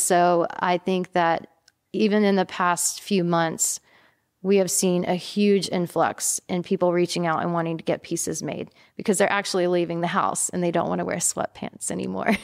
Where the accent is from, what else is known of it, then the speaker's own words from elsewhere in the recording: East Texas, United States; now in Austin, United States; growing up in East Texas